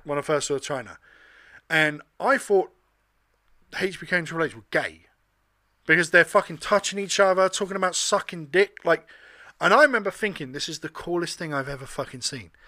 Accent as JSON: {"language": "English", "region": "England", "country": "United Kingdom", "tie": "born or raised there", "said": "me, as a kid growing up in England"}